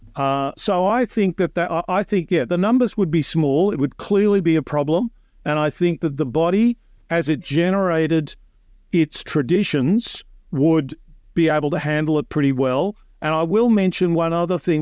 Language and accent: English; Australia